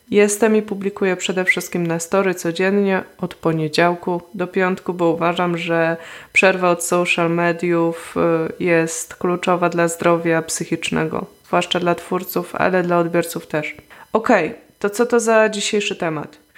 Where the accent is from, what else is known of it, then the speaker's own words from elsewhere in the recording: Poland; moved away; od czasu, gdy wyemigrowałam z Polski